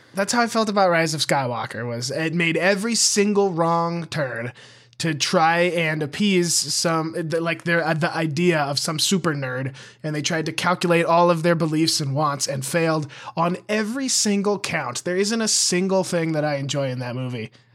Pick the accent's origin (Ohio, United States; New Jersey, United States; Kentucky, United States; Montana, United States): Montana, United States; near Billings; born or raised there